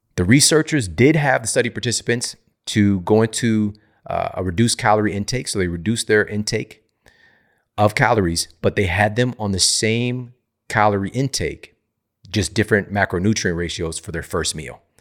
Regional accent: St. Louis, Missouri, United States; a university in my hometown, Saint Louis, Missouri

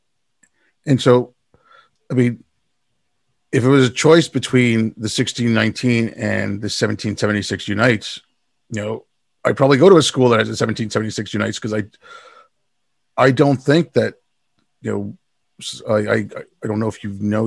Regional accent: Montreal, Quebec, Canada; also born or lived in India; I was lucky growing up here. My parents came to Canada. We moved to Montreal

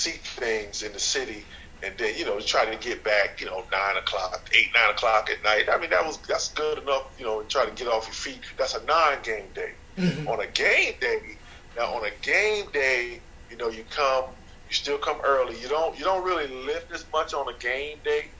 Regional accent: New York, United States; moved away; also born or lived in North Carolina; I grew up in New York and moved to North Carolina where my father was from

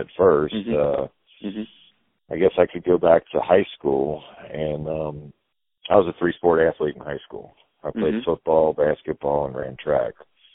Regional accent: Cincinnati, Ohio, United States; I was born and raised in Cincinnati, Ohio, and I was raised on the west side of Cincinnati

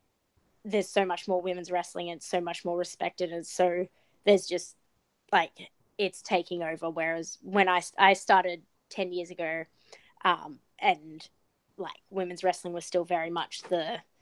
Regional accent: Australia; moved away; I think a lot of my success is because I'm Australian

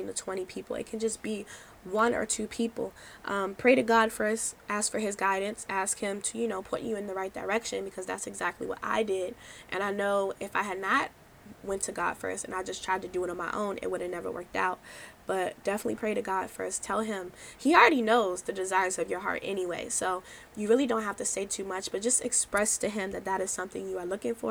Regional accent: Maryland, United States; I was from Maryland

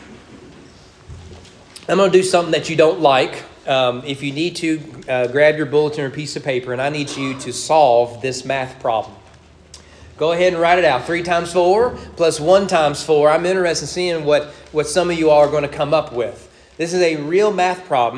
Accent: Owen County, Kentucky, United States; we grew up in Owen County

